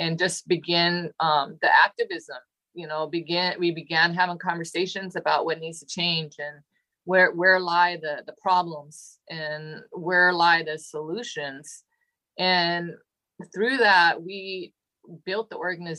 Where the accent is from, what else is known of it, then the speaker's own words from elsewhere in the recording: Seattle, Washington, United States; I was born and raised in Seattle